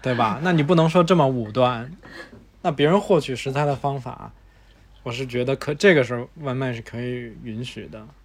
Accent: China; 我们中国人的习惯

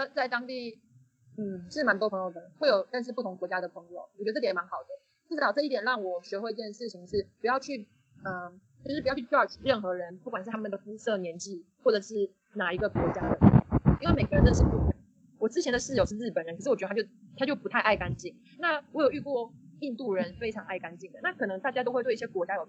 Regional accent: Xiamen, Fujian, China; 然后我也希望我来自的地方就是福建可以让世界看见，因为通常别人问我说哦你从哪里来，然后我说厦门，他们说嗯厦门在哪里，然后我之后才会说中国

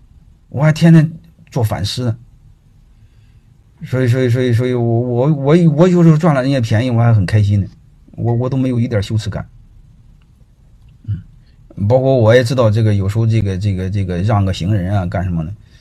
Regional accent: China; 我们中国人

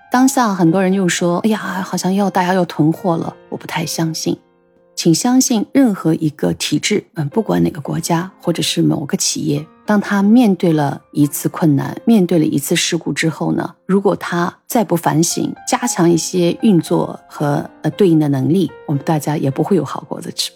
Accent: China; also born or lived in Japan; 我们中国

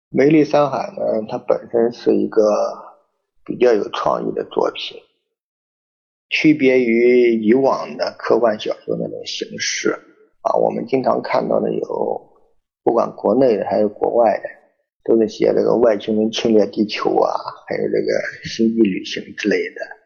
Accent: China; 但我们中国人也有我们中国人自己的传承和这种美德

